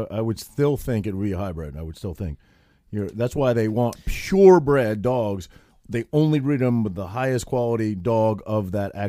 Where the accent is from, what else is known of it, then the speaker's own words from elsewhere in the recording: Maine, United States; Bro, I'm from Maine.